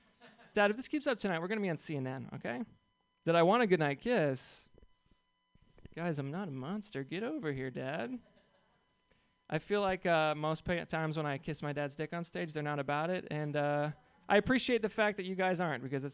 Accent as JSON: {"language": "English", "town": "Seattle", "region": "Washington", "country": "United States", "said": "I'm from Seattle"}